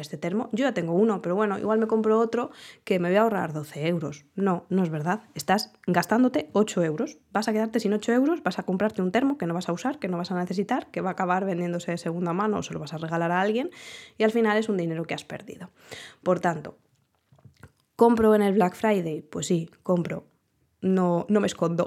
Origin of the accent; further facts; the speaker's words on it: Spain; como buenos españoles que somos